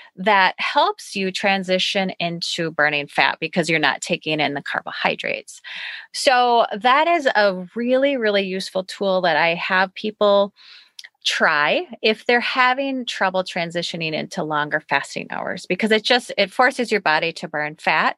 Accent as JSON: {"language": "English", "country": "United States", "said": "as American"}